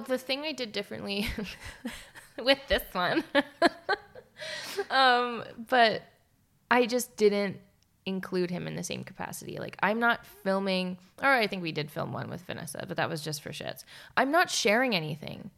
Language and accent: English; Canada; also born or lived in Calgary; we're Canadian